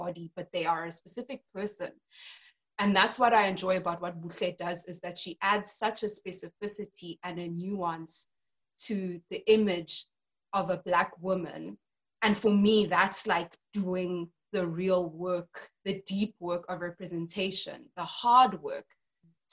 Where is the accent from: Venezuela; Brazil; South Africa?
South Africa; born or raised there